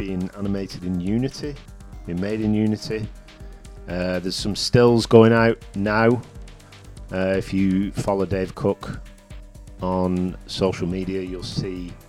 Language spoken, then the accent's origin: English; Chorley, North West England, United Kingdom; sometimes I say things and people don't understand what I'm saying, but I'm from Chorley.